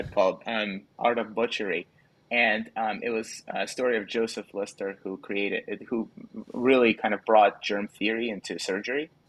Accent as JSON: {"language": "English", "region": "Kyiv", "country": "Ukraine", "tie": "born or raised there", "moved": "yes", "said": "I actually grew up in the Soviet Union. I grew up in Ukraine. I was born in Kiev"}